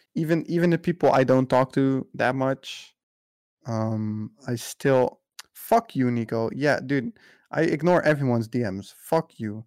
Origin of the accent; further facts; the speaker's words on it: Netherlands; I'm from the Netherlands